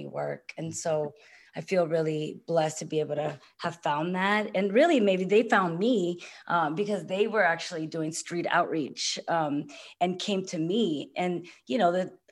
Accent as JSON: {"language": "English", "town": "San Francisco", "region": "California", "country": "United States", "tie": "born or raised there", "said": "I grew up in San Francisco's Mission District"}